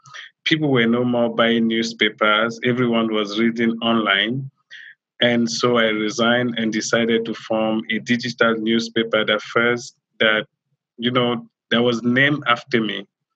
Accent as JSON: {"language": "English", "country": "Cameroon", "tie": "born or raised there", "also_born_or_lived": "Nigeria / Lagos, Nigeria", "accent": "French", "first_language": "French", "second_language": "English", "moved": "as an adult", "lives_now": "Washington, D.C., United States", "said": "I was born in Cameroon, in the French-speaking part of Cameroon. And in 2003, I traveled to Nigeria to learn English. And that's why I still have this French accent."}